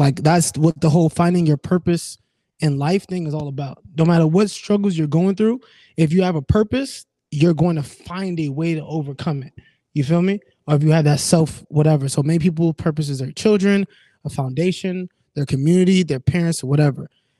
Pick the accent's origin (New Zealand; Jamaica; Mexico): Jamaica; Like we're Jamaican. We're like, you know what I'm saying?